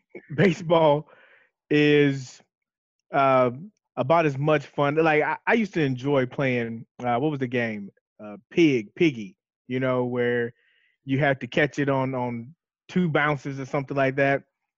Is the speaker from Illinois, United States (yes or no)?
yes; Chicago, Illinois, United States; You know, we originally from the Chicagoland era.